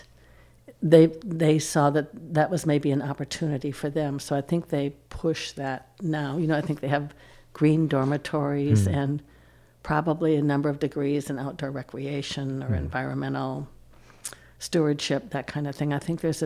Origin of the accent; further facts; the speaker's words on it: northern Wisconsin, United States; I grew up in northern Wisconsin, in a small town on Lake Superior